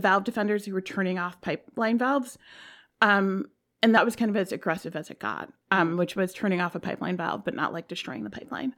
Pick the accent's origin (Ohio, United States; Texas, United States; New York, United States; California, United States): New York, United States; I'm from New York, I'm in New York now